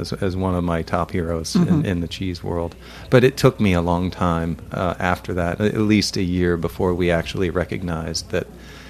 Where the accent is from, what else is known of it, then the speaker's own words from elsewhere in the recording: United States; what we as Americans were